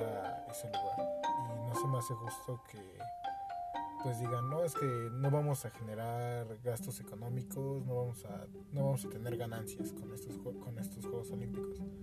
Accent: Mexico; siendo mexicanos

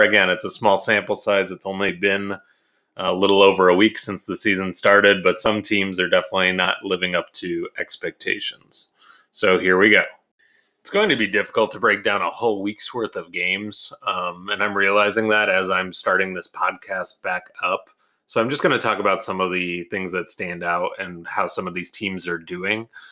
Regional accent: Detroit, Michigan, United States; Detroit's my hometown team

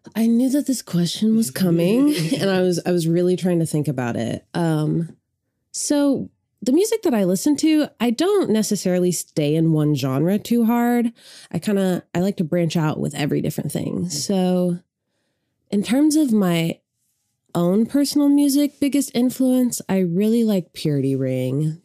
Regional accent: Sand Springs, Oklahoma, United States; I grew up outside of Tulsa in a small town called Sand Springs

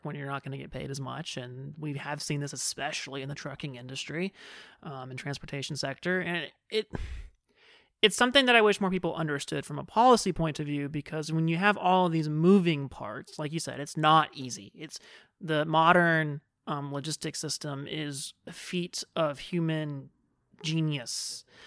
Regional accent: Fresno, California, United States; moved away as an adult; also born or lived in San Diego; when I moved away from Fresno for college, um, and ended up in San Diego

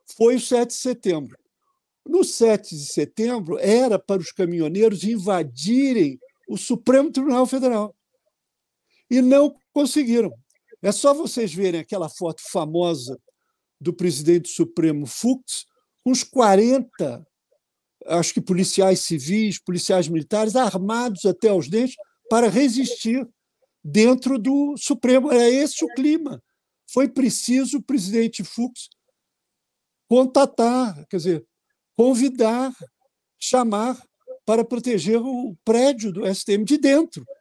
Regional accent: Rio de Janeiro, Brazil; especialmente no meu estado, porque eu sou carioca

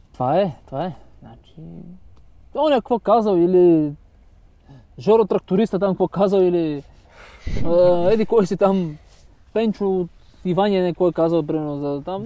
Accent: Bulgaria; казвам България

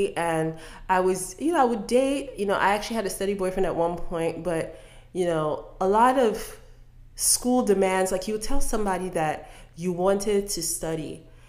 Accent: Delta, Nigeria; Other than the fact that you just found out my last name, I'm from Delta State.

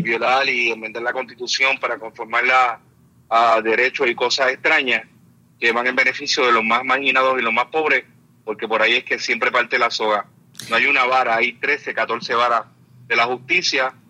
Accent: Puerto Rico; somos puertorriqueños y puertorriqueñas

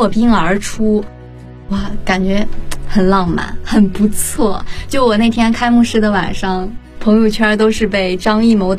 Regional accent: China; 作为我们每一个中国人

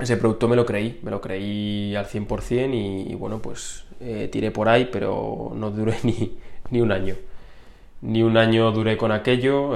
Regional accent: Community of Madrid, Spain; decidí venirme a, a, mi ciudad natal, a mi casa, con mis padres

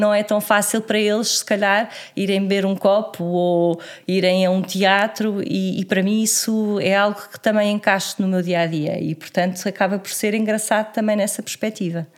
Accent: Lisbon, Portugal; moved away as an adult; also born or lived in Porto / Estoril; eu sou de Lisboa, hum, sempre vivi eh, em Lisboa até aos meus 20 e muitos anos

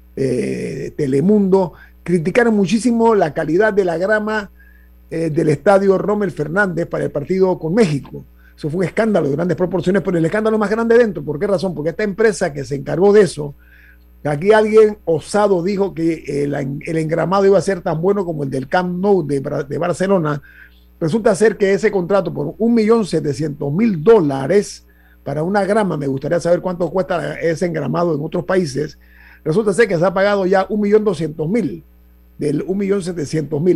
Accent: Panama; como panameño

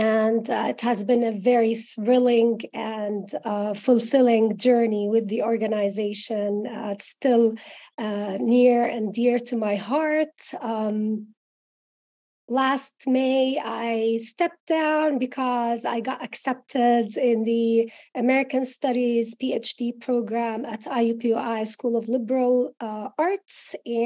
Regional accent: Jordan; moved away as an adult; also born or lived in Cleveland, Ohio / Jacksonville, Florida; now in Indianapolis, United States; I am originally from Jordan, the Middle East. I came to the United States 20 years ago

